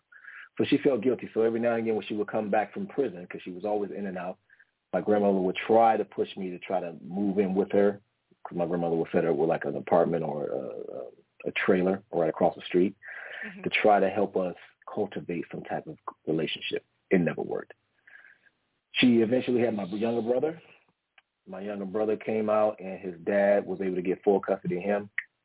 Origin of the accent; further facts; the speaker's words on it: Washington, District of Columbia, United States; also born or lived in Philippines; now in San Diego, United States; I'm originally from Washington, D.C., okay? I'm an East Coast native, but currently live in San Diego right now. But I was raised with my grandmother, my grandfather. All humble in the county of the city of Washington, D.C.